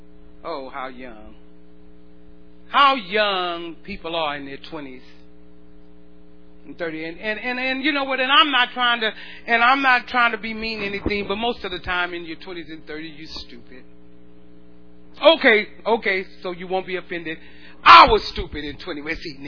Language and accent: English; the South, United States; We're from the South. In the South, we do it like we drink sweet tea. We do this because we're from the South.